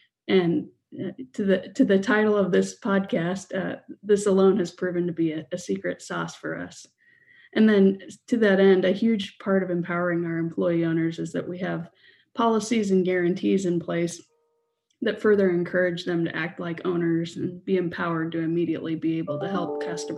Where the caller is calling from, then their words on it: Kansas City, Missouri, United States; From Kansas City.